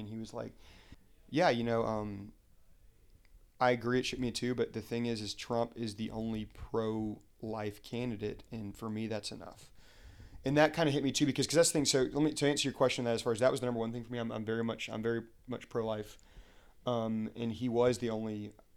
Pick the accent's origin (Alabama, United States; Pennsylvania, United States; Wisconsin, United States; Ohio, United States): Alabama, United States; Huntsville; moved away as an adult; now in Arlington, United States; born and raised in Huntsville, Alabama, uh, but I now live here um, in Arlington, Virginia